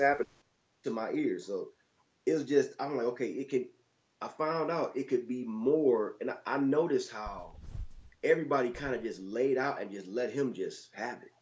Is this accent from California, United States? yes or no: no; Detroit, Michigan, United States; growing up in Detroit